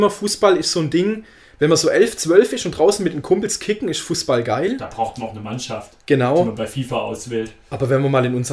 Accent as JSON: {"language": "German", "region": "Baden-Württemberg", "country": "Germany", "tie": "born or raised there", "said": "ich bin in der Gegend von Stuttgart aufgewachsen"}